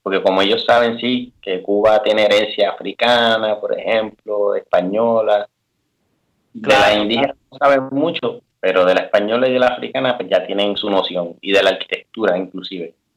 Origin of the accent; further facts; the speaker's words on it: Toa Alta, Puerto Rico; moved away as an adult; also born or lived in Bayamón, Puerto Rico / San Juan, Puerto Rico / Kenya; now in Switzerland; resulta que nací en, en, en Bayamón, ¿verdad? Hospital Hermanos hermano Meléndez y eso. Pero toda mi vida me crié entre Toalta y Bayamón